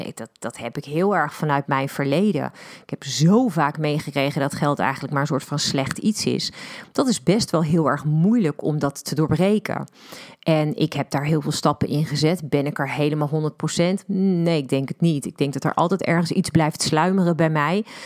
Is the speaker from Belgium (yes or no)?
no; Netherlands; wij als Nederlanders